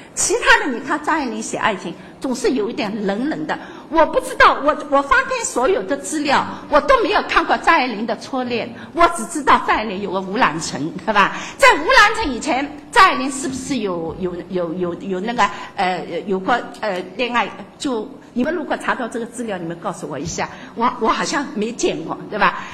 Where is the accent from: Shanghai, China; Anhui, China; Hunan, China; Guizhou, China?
Shanghai, China; 我们上海人